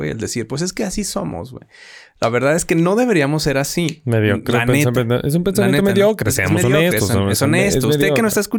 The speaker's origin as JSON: {"language": "Spanish", "country": "Mexico", "said": "Es parte de ser mexicano, güey."}